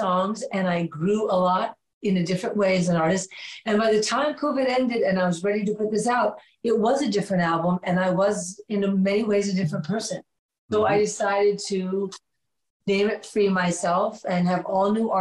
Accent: New York City, New York, United States; moved away as an adult; I moved back to my hometown, New York

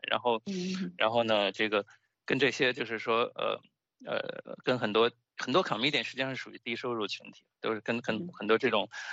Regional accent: China; accent: Chinese; now in United States; 就是我口音没有说重到别人听不懂，但是就是说。你能听出一个很明显的中国口音

